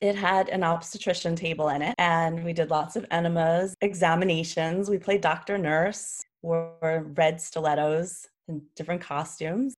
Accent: New York City, New York, United States; I grew up in New York City

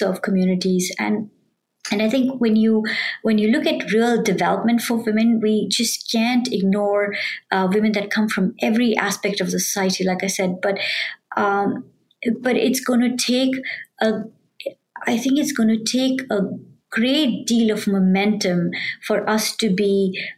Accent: India; moved away as an adult; now in United States; I grew up in India, a developing country

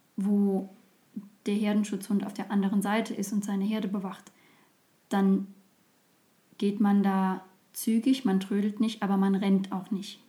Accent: Dahner Felsenland, Südwestpfalz, Rhineland-Palatinate, Germany; der Gegend, wo ich aufgewachsen bin, ähm, nämlich dem Dana Felsenland in, in Rheinland-Pfalz, in der Südwestpfalz.

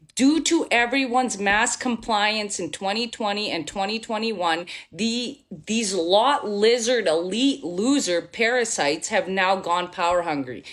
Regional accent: Bosnia & Herzegovina; now in Canada; I'm from Bosnia. So I was born in former Yugoslavia. I'm half Serbian. And went through a war, lived in a refugee camp

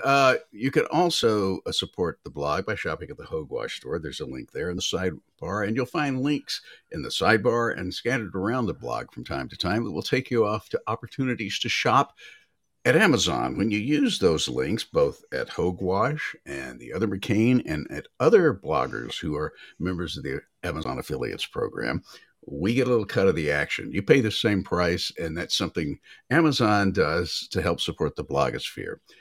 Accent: Nashville, Tennessee, United States; moved away; growing up in Nashville

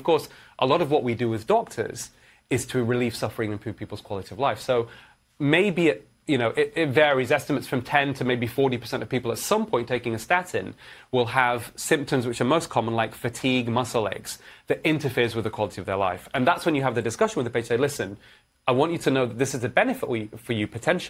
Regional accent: Manchester, North West England, United Kingdom; also born or lived in Edinburgh / London; Yeah. So I grew up in Manchester, in England.

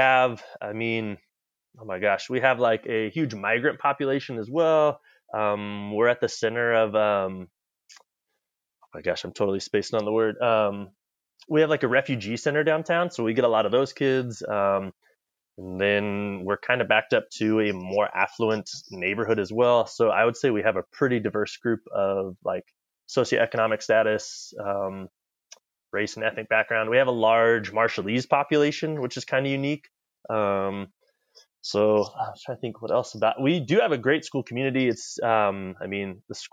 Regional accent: The Dalles, Oregon, United States; I'm originally from, Oregon. I grew up in the Dalles.

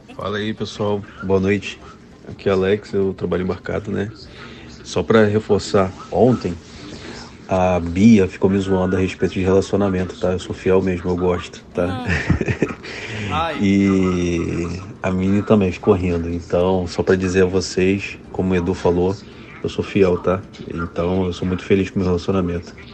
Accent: Rio, Rio de Janeiro, Brazil; sou do Rio, então por isso, por isso esse sotaque

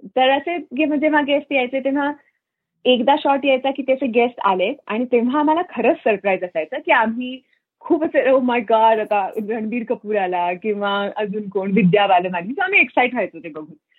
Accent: Solapur, Maharashtra, India; moved away as an adult; now in Fremont, United States; सोलापूरला आम्ही सोलापुरात वाढले

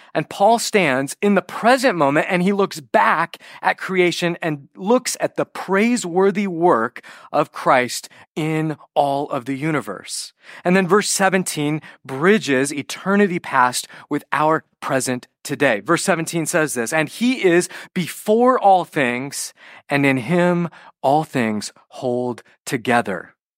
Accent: California, United States; I'm Western American. I'm, you know, California

